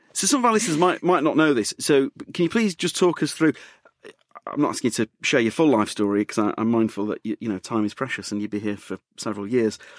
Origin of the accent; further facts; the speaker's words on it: Leeds, Yorkshire and the Humber, United Kingdom; now in London, United Kingdom; I'm from Leeds